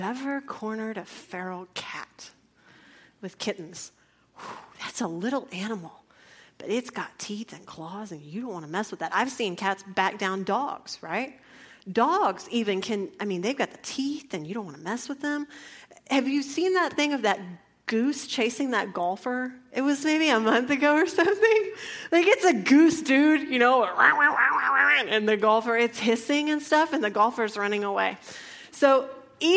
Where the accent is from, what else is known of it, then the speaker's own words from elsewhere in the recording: San Antonio, Texas, United States; also born or lived in San Angelo, Texas; a city girl growing up in San Antonio